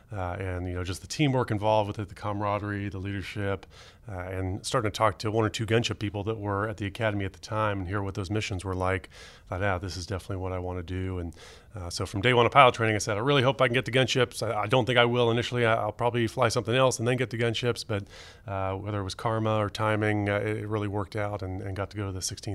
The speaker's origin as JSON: {"language": "English", "region": "California", "country": "United States", "tie": "born or raised there", "said": "I grew up in the San Francisco Bay Area and just going to watch airplanes with my dad. There's a lot of good airports to go, plane spotting out there between San Francisco and Oakland"}